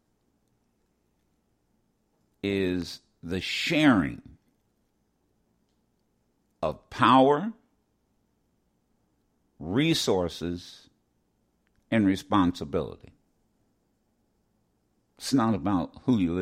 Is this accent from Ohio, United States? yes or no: yes; Ohio, United States; growing up in Ohio